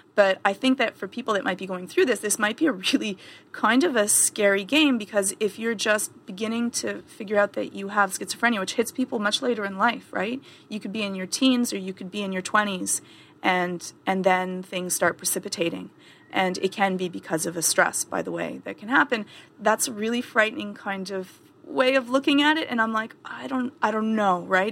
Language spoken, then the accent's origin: English; Canada; I'm Canadian